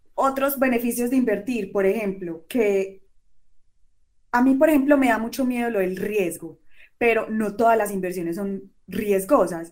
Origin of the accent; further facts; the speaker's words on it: Colombia; aquí en Colombia